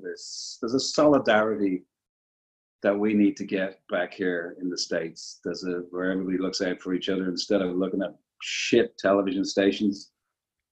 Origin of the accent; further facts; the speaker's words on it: Dublin, Leinster, Ireland; moved away; I'm from Dublin in Ireland, and all my brothers are musicians in a traditional sense